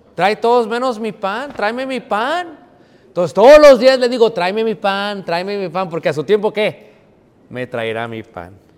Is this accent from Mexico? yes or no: yes; Mexico; moved away; me vine de México